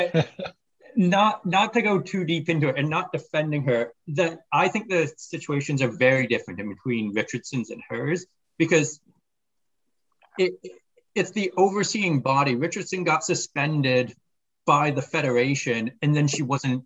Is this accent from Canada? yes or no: yes; Canada; as a Canadian